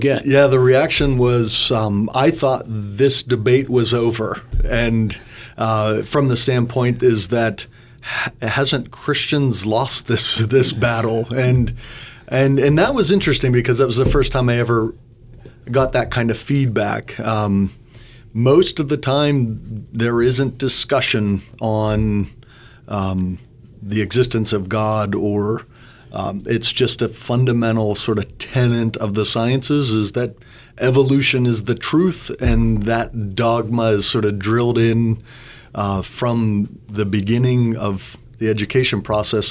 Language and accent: English; Butler County, Western Pennsylvania, United States; moved away as an adult; now in Bloomington, United States; I grew up in Western Pennsylvania, just north of Pittsburgh in Butler County